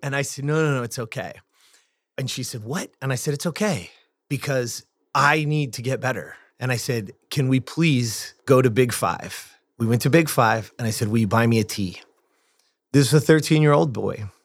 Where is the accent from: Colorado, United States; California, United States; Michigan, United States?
California, United States; Lancaster; I grew up in the Antelope Valley, Lancaster, California